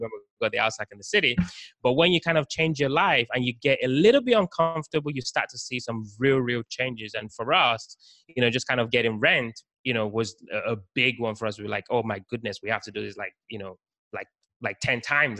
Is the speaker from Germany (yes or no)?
no; Nigeria; also born or lived in United Kingdom; now in Baltimore, United States; I was actually born in Nigeria, West Africa, and then lived in the UK for some time. So that's kind of where the accent came from